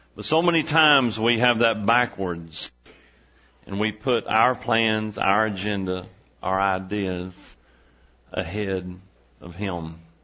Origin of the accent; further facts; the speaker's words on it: East Texas, United States; we're from East Texas